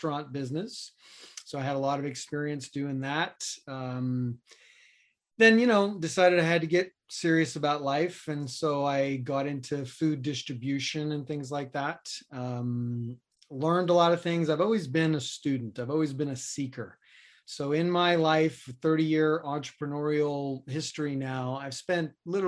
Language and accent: English; New York City, New York, United States; moved away as an adult; also born or lived in Boulder, Colorado; I grew up in New York City in Queens